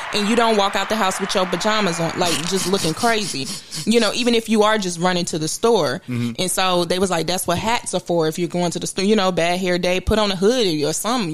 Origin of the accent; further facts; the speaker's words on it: Memphis, Tennessee, United States; in the area where I was growing up in Memphis